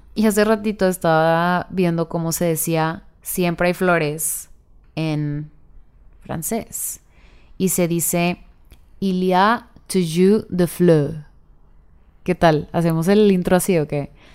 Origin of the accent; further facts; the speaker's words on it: northern Mexico, Mexico; mezclo a veces como el inglés con el español porque soy del norte